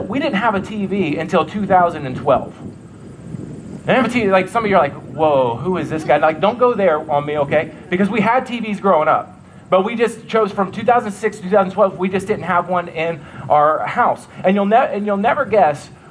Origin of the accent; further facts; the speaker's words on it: Ohio, United States; also born or lived in New York; now in Nebraska, United States; That's where I'm from. I'm from Ohio